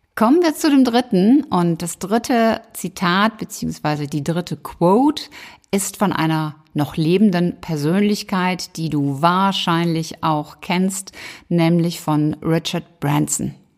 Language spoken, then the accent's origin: German; Cologne, North Rhine-Westphalia, Germany; zwei aus meiner Heimat